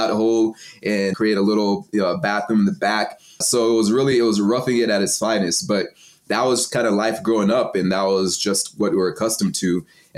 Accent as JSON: {"language": "English", "region": "Texas", "country": "United States", "tie": "born or raised there", "also_born_or_lived": "Cameroon", "said": "So I was born in Texas, but my dad's side is from Nigeria and my mom's side is from Cameroon. So when they had me, they're still in school. And so they sent me back home to Cameroon. My aunt raised me for 5 years. And then I came back to Texas"}